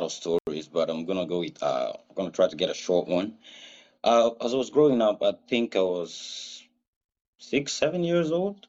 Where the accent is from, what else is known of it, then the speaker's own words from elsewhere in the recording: Burkina Faso; first language Mooré; English is a second language; moved away; My father is a very well-known reggae artist back in my country, Burkina Faso